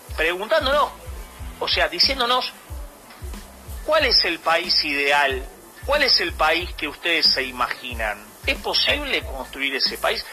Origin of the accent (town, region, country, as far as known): Argentina